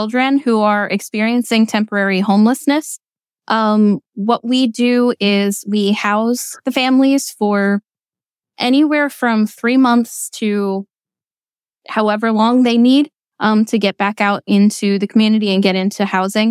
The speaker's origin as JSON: {"language": "English", "area": "Berks County", "region": "Pennsylvania", "country": "United States", "said": "I am from Berks County."}